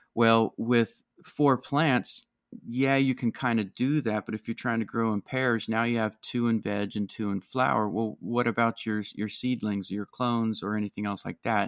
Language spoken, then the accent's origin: English; Maryland, United States; my home state uh, here in Maryland